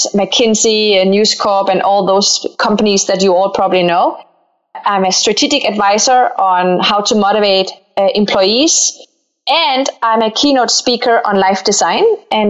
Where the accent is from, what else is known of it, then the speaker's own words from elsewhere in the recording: Denmark; accent: Danish; English is a second language; I'm Danish-Moroccan. I grew up in Denmark. So if I have a funny accent, that's because I'm Danish.